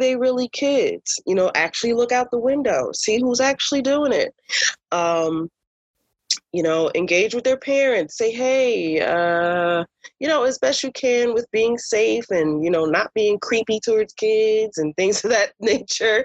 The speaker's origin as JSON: {"language": "English", "town": "Newark", "region": "New Jersey", "country": "United States", "tie": "born or raised there", "said": "I'm born and raised in Newark."}